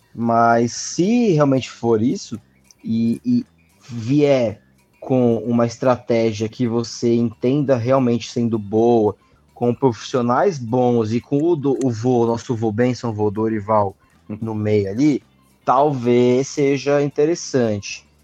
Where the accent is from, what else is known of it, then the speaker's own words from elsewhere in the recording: São Paulo, Brazil; paulistano, quase carioca